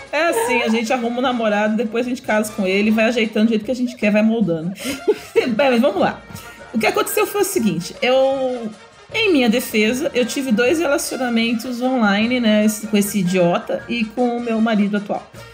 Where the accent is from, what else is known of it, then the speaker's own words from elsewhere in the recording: São Paulo, Brazil; moved away; sou de São Paulo. E na época eu morava lá ainda.